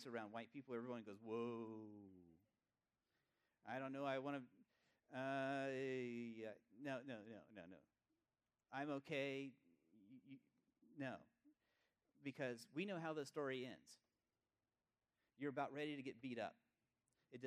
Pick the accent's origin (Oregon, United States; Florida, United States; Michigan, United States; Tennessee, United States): Tennessee, United States; East; I grew up in East Tennessee